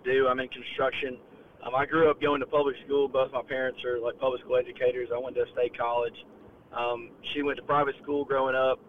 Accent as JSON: {"language": "English", "region": "Northeast Georgia", "country": "United States", "tie": "born or raised there", "said": "I'm from Northeast Georgia. I kinda grew up in the mountains."}